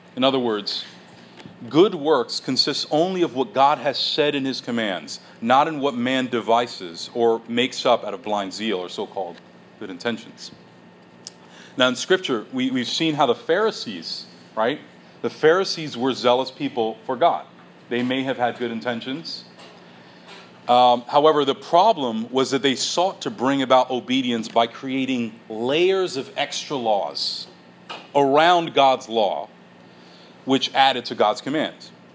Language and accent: English; United States